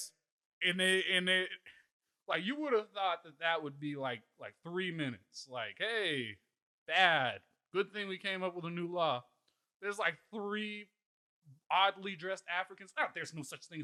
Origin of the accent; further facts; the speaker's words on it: Canada; moved away; born in Canada.